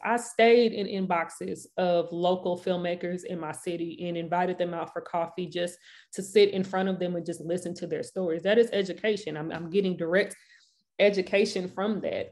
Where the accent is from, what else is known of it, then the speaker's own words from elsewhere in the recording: St. Louis, Missouri, United States; Saint Louis, Missouri. Born and raised.